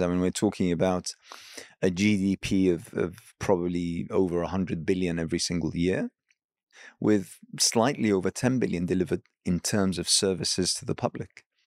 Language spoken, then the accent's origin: English; Iraq; I hail from Iraq